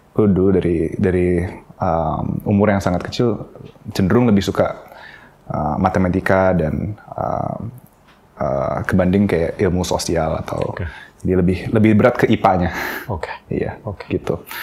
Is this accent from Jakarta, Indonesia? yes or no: yes; Jakarta, Indonesia; also born or lived in Singapore; Aku tuh lahir di Singapura, tapi uh, sepanjang hidupku aku uh, di Indonesia, di Jakarta